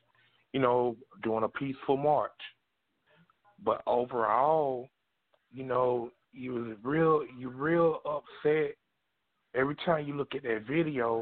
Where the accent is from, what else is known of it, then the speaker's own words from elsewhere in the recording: South Georgia, United States; I'm from South Georgia, 3 miles from Atlanta